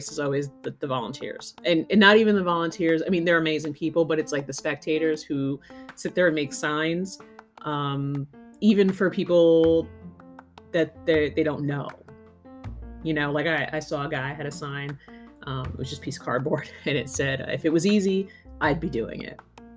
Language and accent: English; Northeast, United States; moved away; I'm originally from the Northeast